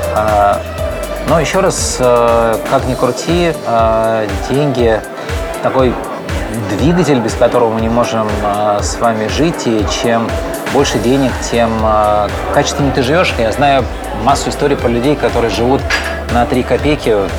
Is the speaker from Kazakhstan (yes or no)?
no; Odesa, Odesa Oblast, Ukraine; moved away; я сам одессит